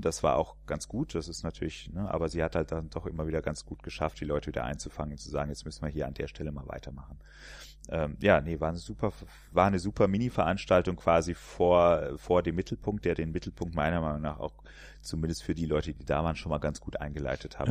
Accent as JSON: {"language": "German", "area": "area around Poppenhausen", "region": "Hesse", "country": "Germany", "tie": "born or raised there", "moved": "yes", "lives_now": "Cologne, Germany", "said": "da komme ich quasi gebürtig her, in der, aus der Ecke. Was man an dem R auch noch hört"}